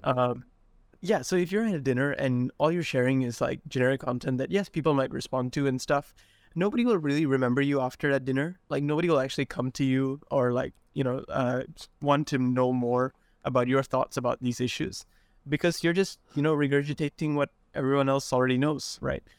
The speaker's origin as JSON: {"language": "English", "region": "Sarawak", "country": "Malaysia", "tie": "born or raised there", "said": "I grew up in Sarawak in a small rural town"}